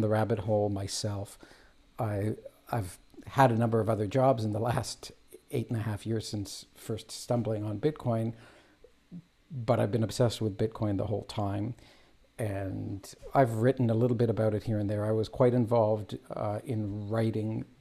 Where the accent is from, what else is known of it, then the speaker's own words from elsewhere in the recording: Toronto, Ontario, Canada; also born or lived in Israel; I live in Canada, immigrant. I immigrated here as a child. I was born in Israel. And I have lived here all my life